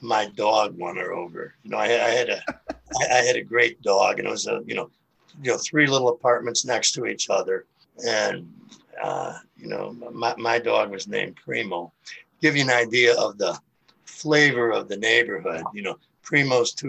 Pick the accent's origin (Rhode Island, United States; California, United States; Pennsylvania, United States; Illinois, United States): Illinois, United States; Chicago; moved away as an adult; also born or lived in Phoenix; now in St. Louis, United States; I grew up in Chicago